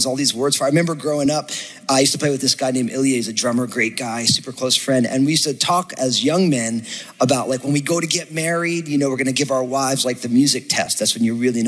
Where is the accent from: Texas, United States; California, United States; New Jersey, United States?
New Jersey, United States; I'm from New Jersey